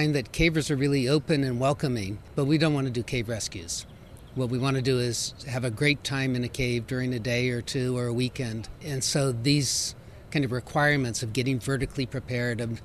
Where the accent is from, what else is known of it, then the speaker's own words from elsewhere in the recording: Virginia, United States; moved away; I grew up in Virginia